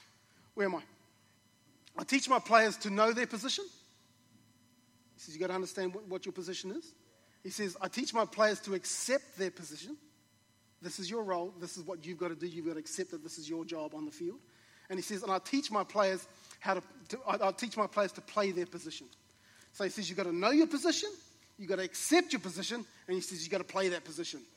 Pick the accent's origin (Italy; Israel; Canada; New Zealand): New Zealand; I grew up in New Zealand in a community of a small rural community.